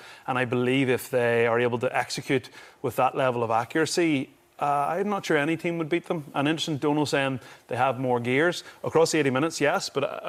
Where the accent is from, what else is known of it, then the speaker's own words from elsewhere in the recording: Ireland; we're Irish